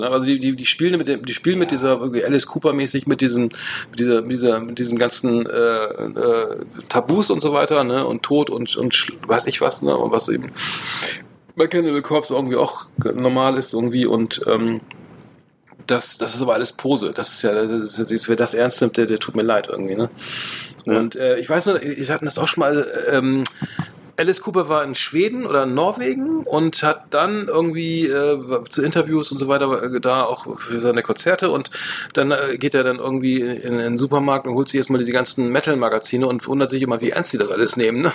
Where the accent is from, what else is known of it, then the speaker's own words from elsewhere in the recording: Bremen, Germany; ich komme aus Bremen